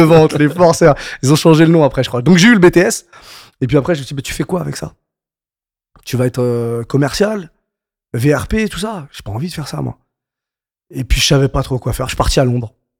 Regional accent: Paris suburbs, Île-de-France, France; j'ai grandi en banlieue parisienne, donc, euh, dans le soixante-dix-sept

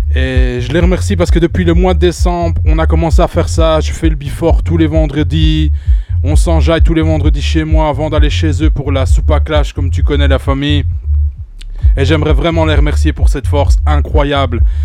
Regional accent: Belgium; je viens tout droit de la Belgique

